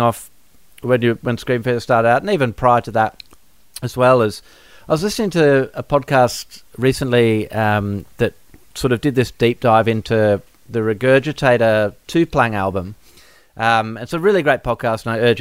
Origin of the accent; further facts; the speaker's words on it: Perth, Western Australia, Australia; growing up in Perth